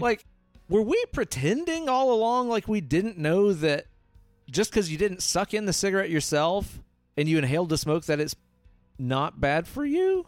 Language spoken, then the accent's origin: English; Hailey, Idaho, United States; I grew up in Hailey